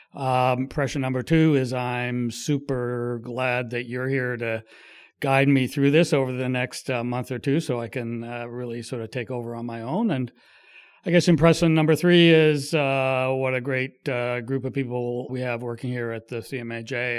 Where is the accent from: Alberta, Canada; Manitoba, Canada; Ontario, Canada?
Ontario, Canada; Kingston; also born or lived in Quebec City / Ottawa; I grew up in Kingston, on, Kingston and in Ottawa